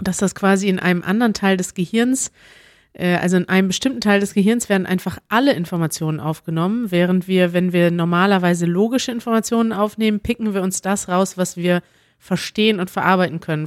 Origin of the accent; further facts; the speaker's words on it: Germany; first language German; wir Deutschen